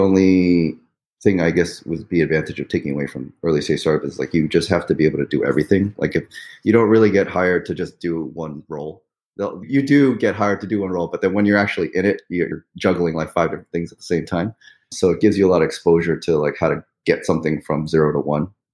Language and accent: English; New York City, New York, United States; moved away as an adult; also born or lived in Pittsburgh, Pennsylvania; now in northern New Jersey, United States; I grew up in Forest Hills, New York.